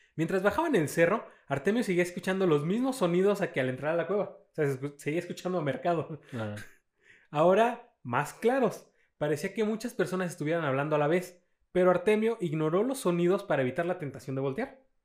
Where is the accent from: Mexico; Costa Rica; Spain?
Mexico; somos clase media mexicanos